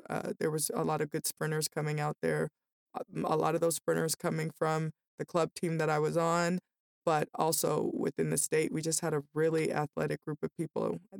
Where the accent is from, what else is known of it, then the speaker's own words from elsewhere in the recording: Denver, Colorado, United States; also born or lived in Las Vegas / Aurora; I grew up in Denver. My kindergarten and first grade, we lived in Las Vegas, and I went to the same school.